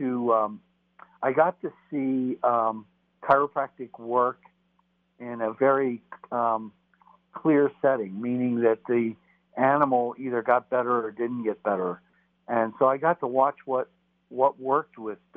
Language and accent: English; Texas, United States; moved away; as a kid, I grew up in part in Texas.